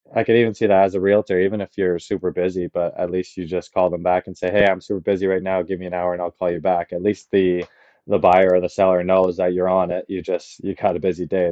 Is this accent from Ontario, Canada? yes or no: yes; Caledon, Ontario, Canada; I grew up in Palgrave